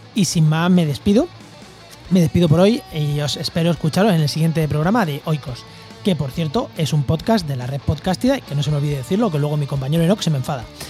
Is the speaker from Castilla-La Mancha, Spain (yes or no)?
yes; a village in Albacete, Castilla-La Mancha, Spain; Yo en mi pueblo, en Albacete, en, cerca de Ciudad